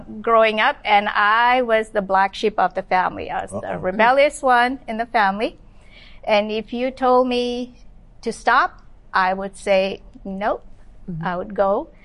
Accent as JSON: {"language": "English", "country": "Malaysia", "tie": "born or raised there", "moved": "yes", "lives_now": "Los Angeles, United States", "said": "I was born and raised in Malaysia"}